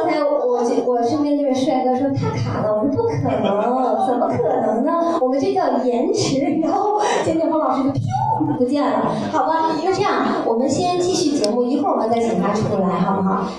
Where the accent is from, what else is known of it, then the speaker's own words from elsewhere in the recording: Beijing, China; 我们北京人都说五张哈，